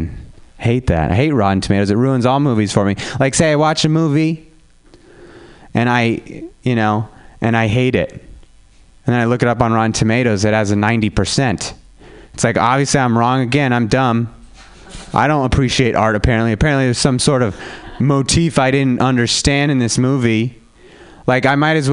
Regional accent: Reno, Nevada, United States; now in San Francisco, United States; I'm from Reno, Nevada

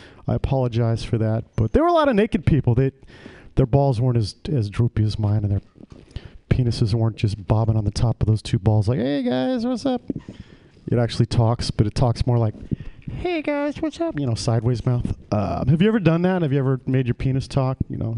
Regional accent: Ireland; Because, you know, I'm Irish.

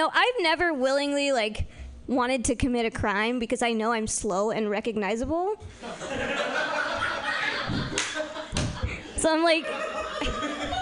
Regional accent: Healdsburg, California, United States; I'm from Healdsburg

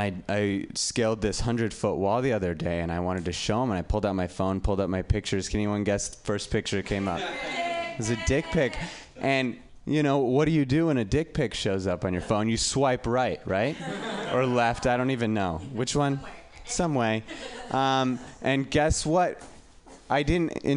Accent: Reno, Nevada, United States; I'm from Reno

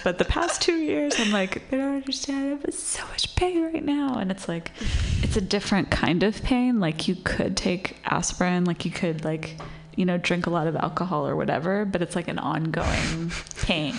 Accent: Santa Monica, California, United States; moved away; In Los Angeles, where I grew up.

